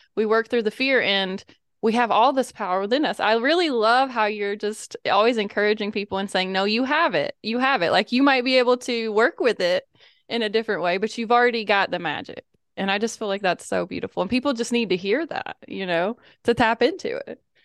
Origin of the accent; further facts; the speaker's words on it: the Bible Belt, United States; I grew up in the Bible Belt